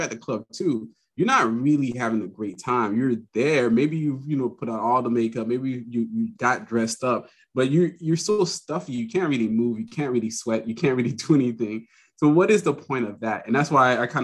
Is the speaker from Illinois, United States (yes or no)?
no; Miami, Florida, United States; I'm from Miami originally